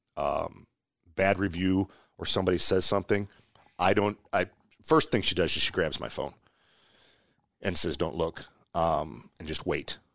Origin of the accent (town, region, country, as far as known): Omaha, Nebraska, United States